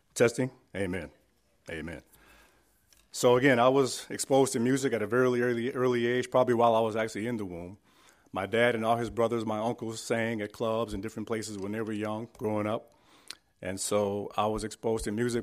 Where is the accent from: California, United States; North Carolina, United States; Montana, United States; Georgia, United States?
California, United States; San Francisco; I was born and raised in San Francisco, California